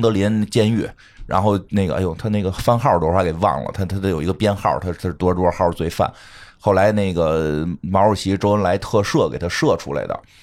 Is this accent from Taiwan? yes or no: no; northern China, China; 作为北方人